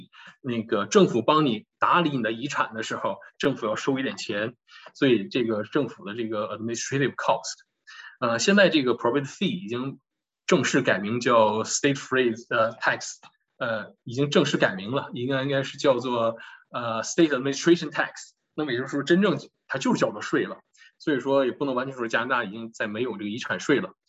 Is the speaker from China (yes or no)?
yes; China; 尤其我们中国人有这个习惯